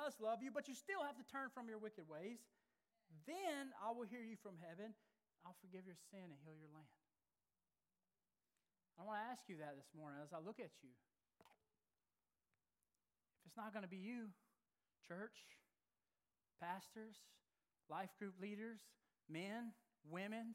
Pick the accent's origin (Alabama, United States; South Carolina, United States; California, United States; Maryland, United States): Alabama, United States; moved away; I grew up in Alabama